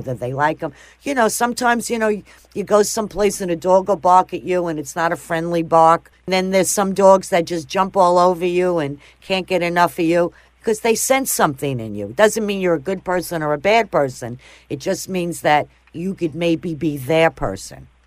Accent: Long Island, New York, United States; now in Florida, United States; I'm originally from New York

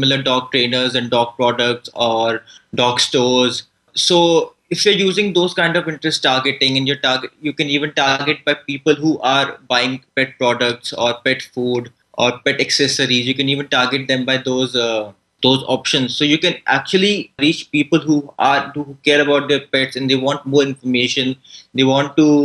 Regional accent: India; I'm from India.

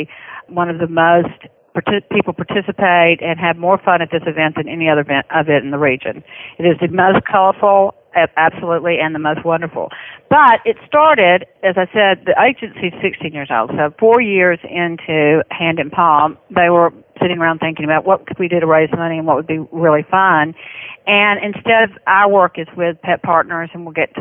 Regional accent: Birmingham, Alabama, United States; accent: Southern; I'm from Birmingham, Alabama.

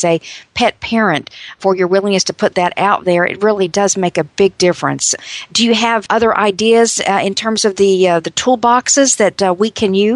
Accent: North Carolina, United States; my home state of North Carolina

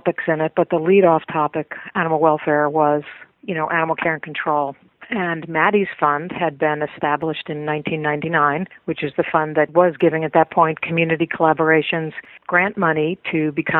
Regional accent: Manhasset, New York, United States; also born or lived in Brooklyn, New York; I grew up in Manhasset on Long Island

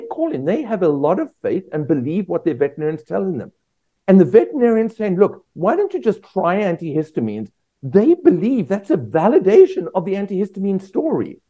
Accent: South Africa; moved away as an adult; also born or lived in Australia; now in United States; I'm from South Africa originally. Spent the first 25 years of my life there.

